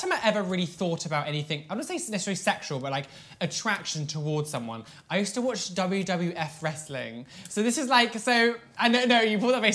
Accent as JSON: {"language": "English", "area": "Devon", "region": "South West England", "country": "United Kingdom", "said": "I'm from Devon"}